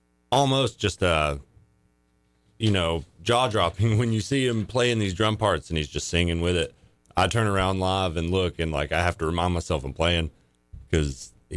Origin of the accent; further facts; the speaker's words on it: Walker County, North Georgia, United States; We're all from different parts of North Georgia. Like Nate and Adam are from Dade County and I'm from Walker.